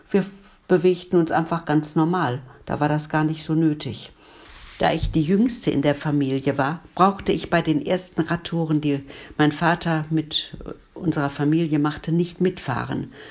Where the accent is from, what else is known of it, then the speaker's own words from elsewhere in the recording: Duisburg, North Rhine-Westphalia, Germany; born there; Ich bin in Ungelsheim geboren, in Duisburg-Ungelsheim.